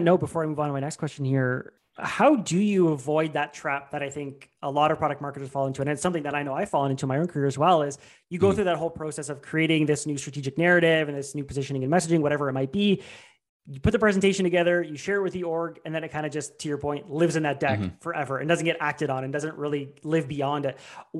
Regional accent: Canada; speaking as a Canadian

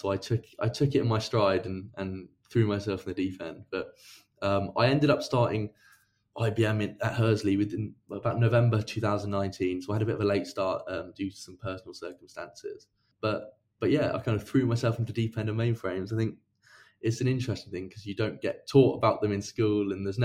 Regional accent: Reading, South East England, United Kingdom; also born or lived in Exeter; I'm from Reading originally in the UK, which is kind of near London

